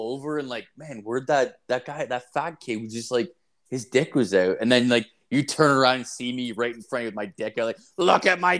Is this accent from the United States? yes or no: no; Ireland; And I'm not a ginger. I'm Irish.